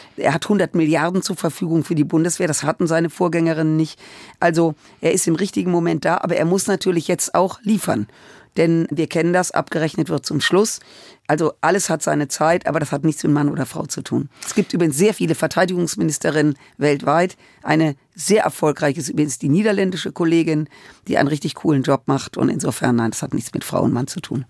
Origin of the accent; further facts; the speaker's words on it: Germany; wir in Deutschland und als Deutsche